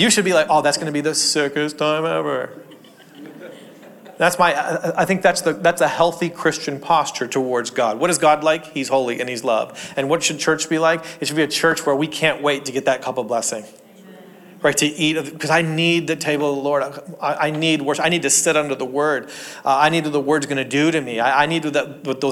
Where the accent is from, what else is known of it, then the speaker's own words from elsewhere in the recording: Ontario, Canada; also born or lived in Portland, Oregon; I grew up in Canada, and Canada's freezing cold